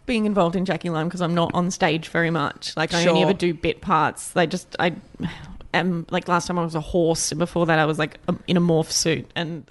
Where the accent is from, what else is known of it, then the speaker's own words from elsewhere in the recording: Albany, Western Australia, Australia; moved away as an adult; also born or lived in Perth; Yeah, because I've been gone for 6 years and Perth's not my hometown. Albany is, so I was only there for a few years anyway.